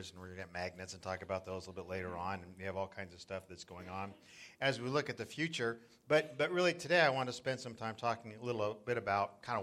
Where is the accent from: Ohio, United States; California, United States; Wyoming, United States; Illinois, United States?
California, United States; Southern; moved away as an adult; also born or lived in South Florida; now in Northern California coastside, United States; I grew up in Southern California, and we used to body surf Laguna and Newport